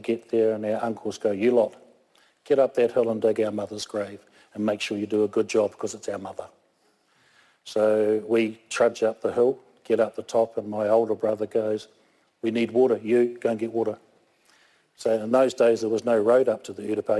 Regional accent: Christchurch, Canterbury, New Zealand; also born or lived in Oaro, Kaikoura; Born in Christchurch, St. Mary's Hospital in 1954. Lived all my life in Christchurch

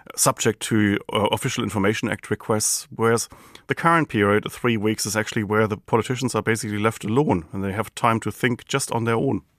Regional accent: Germany; accent: German; now in New Zealand; my German accent

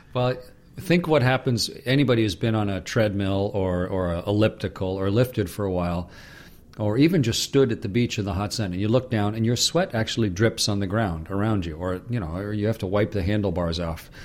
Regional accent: Canada; I'm a Canadian

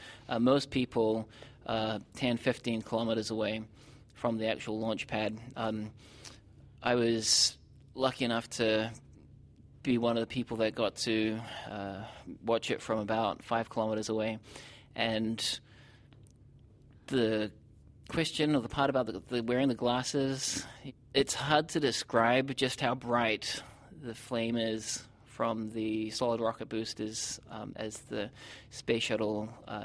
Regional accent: New Zealand; moved away as an adult; now in United States; growing up in New Zealand

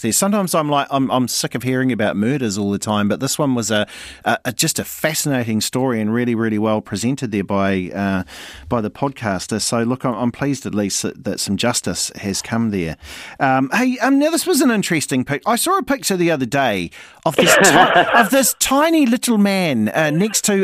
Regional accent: Hawke's Bay, New Zealand; I'm from Hawke's Bay

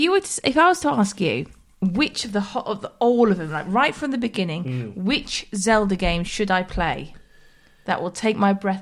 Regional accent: Wakefield, Yorkshire and the Humber, United Kingdom; I grew up in Wakefield

